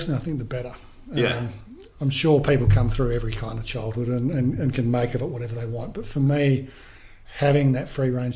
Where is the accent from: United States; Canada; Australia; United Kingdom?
Australia; Fremantle, Western Australia; Growing up in Fremantle, we moved there from when I was pretty young